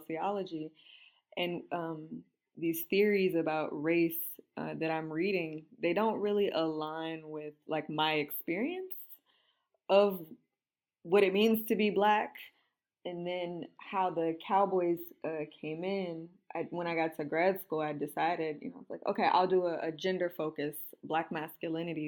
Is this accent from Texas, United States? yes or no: yes; Houston, Texas, United States; I was born and raised in Houston, Texas